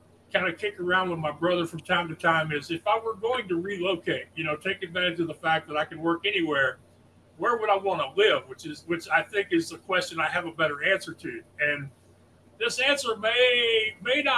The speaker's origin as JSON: {"language": "English", "region": "Texas", "country": "United States", "said": "I'm from Texas"}